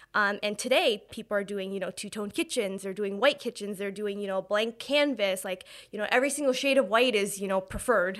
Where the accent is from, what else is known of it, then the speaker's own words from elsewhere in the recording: Hamilton, Ontario, Canada; I was born and raised in Hamilton